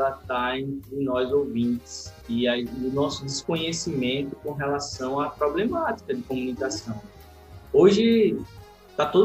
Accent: Alagoas, Brazil; Eu sou, eu sou alagoano, é, moro em Maceió

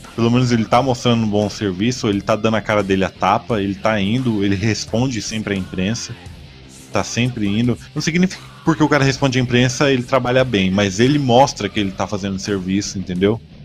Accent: Brazil; sou matogrossense aqui

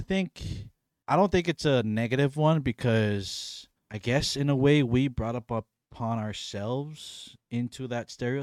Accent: Pennsylvania, United States; I'm from Pennsylvania. So that makes me a Pennsylvanian.

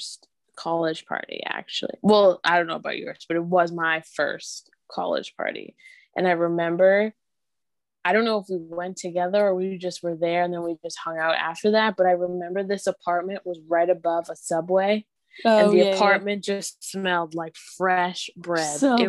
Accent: Ontario, Canada; I am from Ontario, Canada as well.

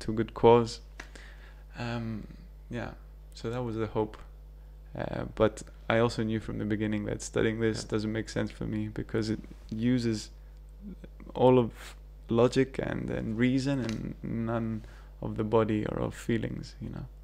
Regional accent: Cyprus; moved away as an adult; also born or lived in New Zealand / Manchester, United Kingdom; Growing up in Cyprus

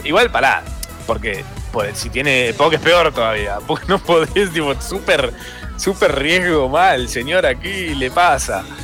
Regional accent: Capilla del Monte, Córdoba, Argentina; moved away; viví toda mi infancia, adolescencia en Capilla del Monte, Córdoba

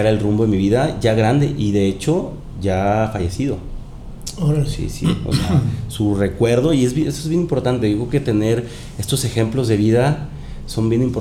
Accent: Mexico; also born or lived in Panama; También soy panameño, soy mexicano panameño. Mi mamá es panameña. Eh, viví con mis abuelos allá también.

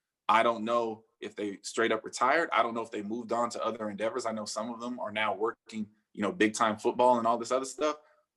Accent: San Francisco Bay Area, California, United States; I'm a Bay Area kid. I grew up in the Bay Area.

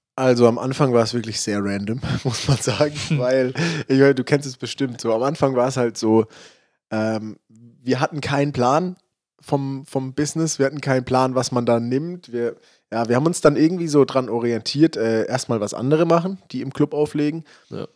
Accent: Freiburg, Baden-Württemberg, Germany; ich komme ja aus Freiburg

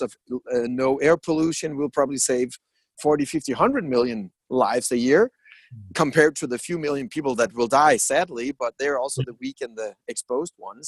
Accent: Denmark; I'm from Denmark

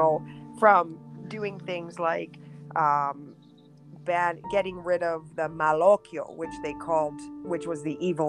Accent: Yellowknife, Northwest Territories, Canada; born there; So I was born actually in Yellowknife, the Northwest Territories

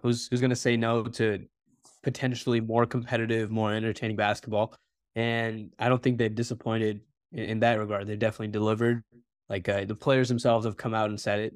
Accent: Bay Area, California, United States; growing up in Bay

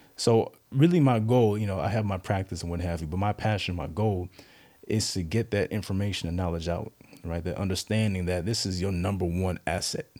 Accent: Southlake, Texas, United States; moved away as an adult; also born or lived in Charlotte, North Carolina / Durham, North Carolina / New York; now in Virginia, United States; I grew up mostly in South Lake, Texas, near Dallas.

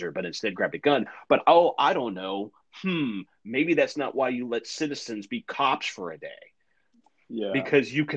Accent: Tulsa, Oklahoma, United States; I'm from Tulsa, Oklahoma.

